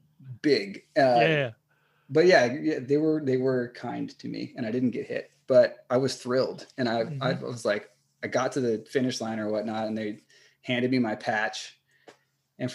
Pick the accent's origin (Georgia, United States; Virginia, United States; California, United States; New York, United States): California, United States; also born or lived in Los Angeles / San Francisco / San Diego / Austin; I'm here from California